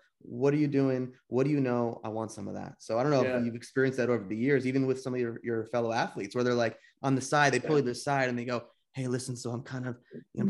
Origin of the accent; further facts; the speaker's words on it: New Jersey, United States; also born or lived in Santa Monica; now in Topanga, United States; I'm from Jersey, dude. New Jersey